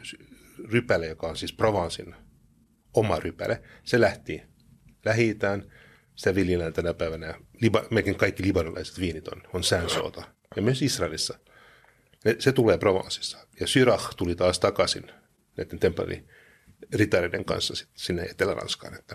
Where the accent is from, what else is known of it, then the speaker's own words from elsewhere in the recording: Luxembourg; now in Finland; mä kasvoin Luxemburgissa